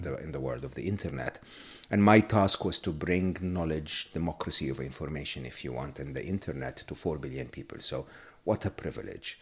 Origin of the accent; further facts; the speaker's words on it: Egypt; moved away; I was born and raised in Egypt, uh, public school, public university in Egypt.